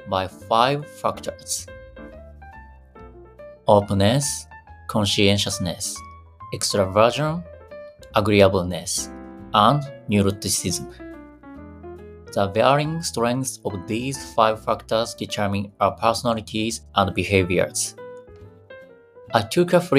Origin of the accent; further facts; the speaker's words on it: Fukui, Japan; my hometown Fukui